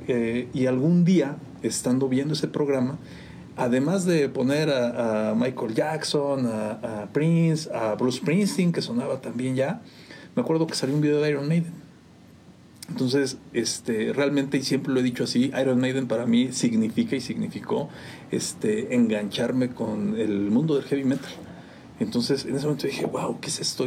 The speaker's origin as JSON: {"language": "Spanish", "town": "San Juan del Río", "region": "Querétaro", "country": "Mexico", "tie": "born or raised there", "said": "Yo de acá de San Juan del Río, yo de, aquí de San Juan de toda la vida, mi, mi mamá es de aquí de Palomas mi papá de Ezequiel Montes, pero yo nací acá en San Juan."}